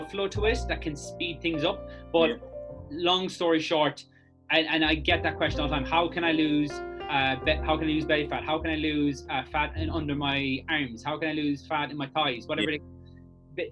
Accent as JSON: {"language": "English", "area": "Clare", "region": "Munster", "country": "Ireland", "tie": "born or raised there", "also_born_or_lived": "Abu Dhabi, United Arab Emirates", "moved": "as an adult", "lives_now": "Cork, Ireland", "said": "I moved down here to Cork, which I'm originally from Clare"}